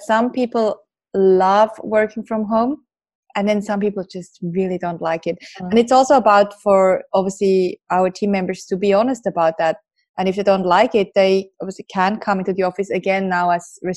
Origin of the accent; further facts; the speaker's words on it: Switzerland; me growing up in Switzerland